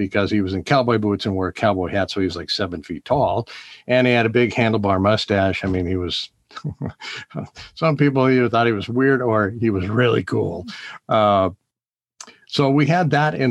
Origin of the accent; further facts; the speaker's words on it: Bainbridge Island, Washington, United States; also born or lived in Seattle; we moved to Bainbridge Island from Seattle